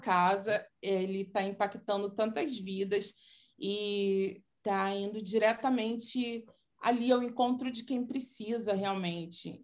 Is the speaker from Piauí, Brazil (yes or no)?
no; Nova Iguaçu, Rio de Janeiro, Brazil; uma escola de dança lá de Miguel Couto, que é da minha terra natal, na verdade, né, Nova Iguaçu